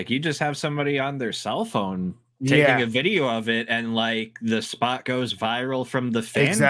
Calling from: Ontario, Canada; So I'm like in between Toronto and Detroit. I'm an hour from Toronto, so I'm only 3 hours to Detroit.

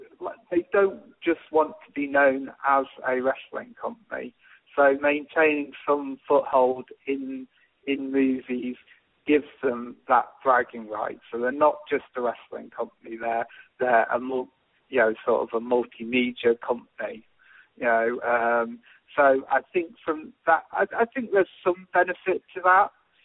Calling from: Sheffield, Yorkshire and the Humber, United Kingdom; from Sheffield in England.

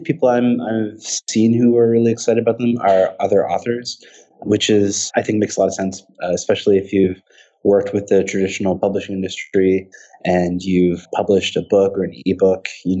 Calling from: New York City, New York, United States; I'm calling from New York City

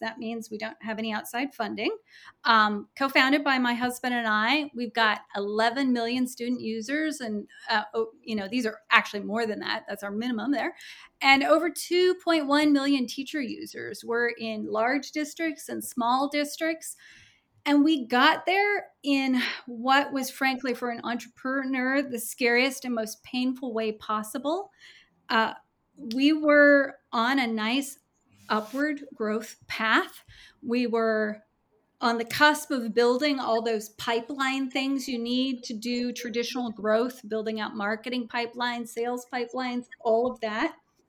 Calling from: Kirkland, Washington, United States; I am recording from Kirkland, Washington.

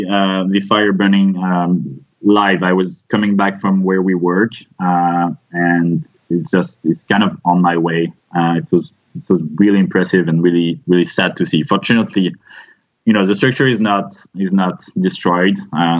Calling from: Paris, Île-de-France, France; So we're based in Paris. In France.

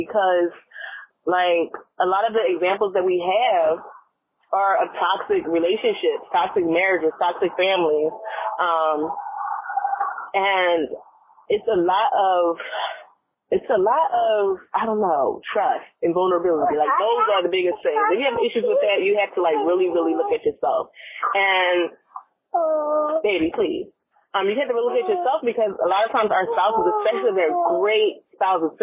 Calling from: Virginia, United States; I'm calling from Virginia

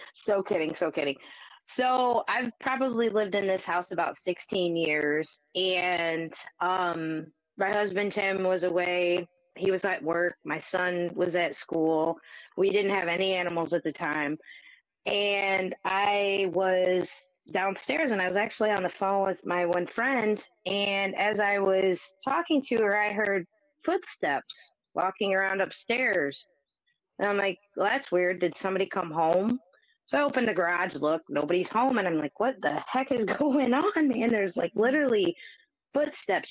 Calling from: Northwest Ohio, United States; I am calling from Northwest Ohio as well

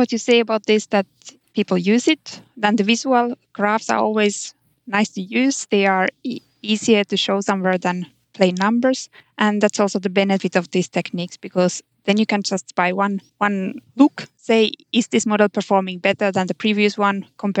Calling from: Konstanz, Baden-Württemberg, Germany; I'm streaming today from Konstanz, from southern Germany.

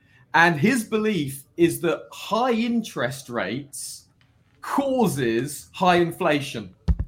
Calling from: Wolverhampton, West Midlands, United Kingdom; From the United Kingdom. Just outside Wolverhampton, Birmingham, the second city here in the UK.

